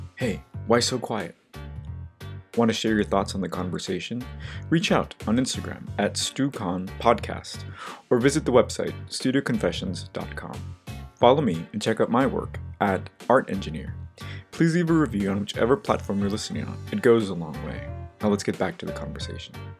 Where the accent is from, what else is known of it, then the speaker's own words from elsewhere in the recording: Los Angeles, California, United States; now in New York, United States; my hometown of Los Angeles